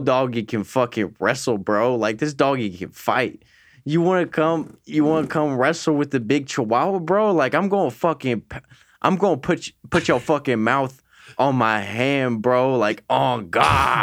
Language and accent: English; Wooster, Ohio, United States; I grew up in Worcester, Ohio